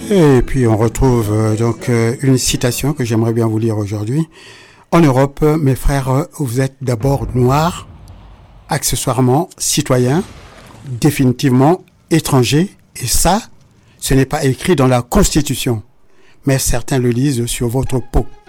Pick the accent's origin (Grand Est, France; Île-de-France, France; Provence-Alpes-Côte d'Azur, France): Île-de-France, France; Les Mureaux; je suis des Mureaux